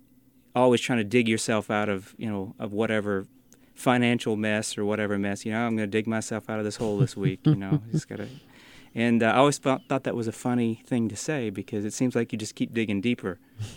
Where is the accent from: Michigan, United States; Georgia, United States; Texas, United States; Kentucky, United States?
Kentucky, United States; Eastern; I grew up in Eastern Kentucky.